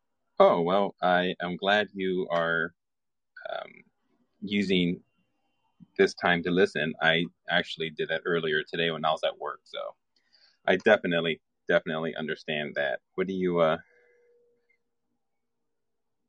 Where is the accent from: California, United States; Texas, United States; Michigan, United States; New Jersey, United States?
California, United States; moved away; I'm from California originally